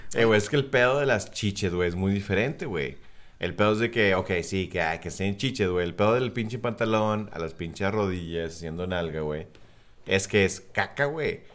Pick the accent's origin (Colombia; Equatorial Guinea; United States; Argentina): United States; South Texas; Cindy y yo que somos del sur de Texas